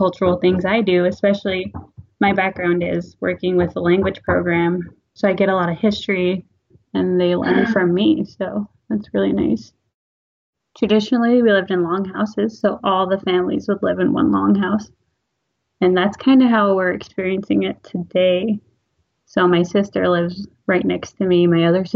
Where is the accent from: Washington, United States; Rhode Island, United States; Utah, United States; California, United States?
Washington, United States; Neah Bay; Born and raised here, small